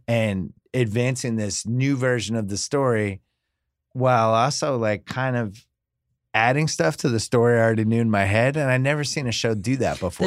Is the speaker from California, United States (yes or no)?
no; Boston, Massachusetts, United States; moved away; I'm from Boston